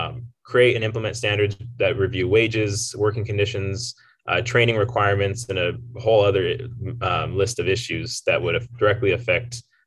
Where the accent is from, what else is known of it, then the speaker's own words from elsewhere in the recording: Southern Colorado, United States; moved away; also born or lived in New Mexico / Texas; I was born in Southern Colorado, raised there, and spent a lot of time in New Mexico where I went to school.